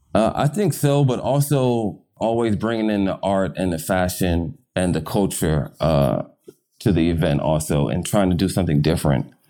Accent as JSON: {"language": "English", "region": "London", "country": "United Kingdom", "tie": "born or raised there", "moved": "yes", "lives_now": "Los Angeles, United States", "said": "I was born in London"}